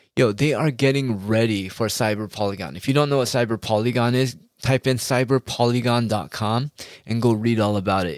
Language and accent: English; United States; as an American person